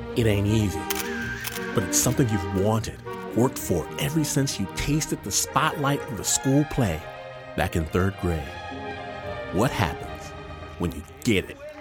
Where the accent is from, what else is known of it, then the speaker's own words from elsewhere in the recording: Detroit, Michigan, United States; now in Hikone, Japan; I'm from Detroit